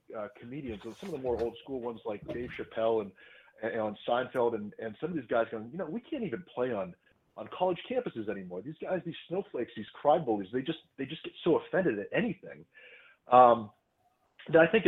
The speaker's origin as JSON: {"language": "English", "region": "Vermont", "country": "United States", "tie": "born or raised there", "said": "my home state"}